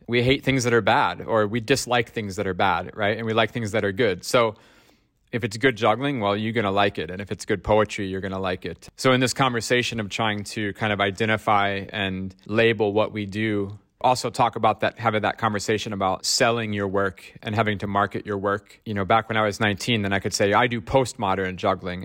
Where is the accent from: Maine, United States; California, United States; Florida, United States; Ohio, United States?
Ohio, United States; now in Stockholm, Sweden; growing up in Ohio, in America